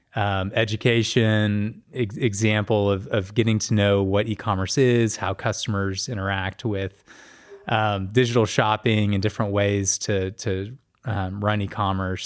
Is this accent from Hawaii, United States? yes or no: no; Norman, Oklahoma, United States; I grew up in Norman, um, went to the University of Oklahoma, which is in Norman